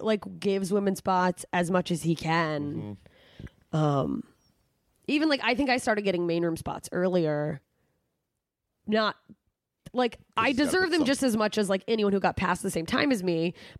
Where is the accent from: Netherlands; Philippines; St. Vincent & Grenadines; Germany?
Germany; Wiesbaden, Hesse; born there; Just garbage. I was born in Germany. So, hey, what's up?